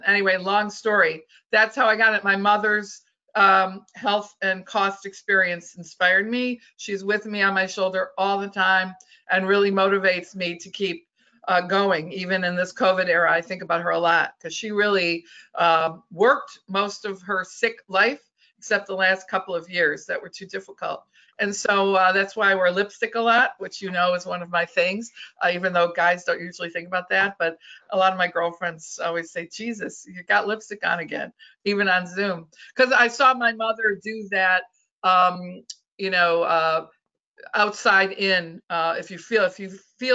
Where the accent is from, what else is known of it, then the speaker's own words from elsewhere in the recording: Michigan, United States; Michigan's my home state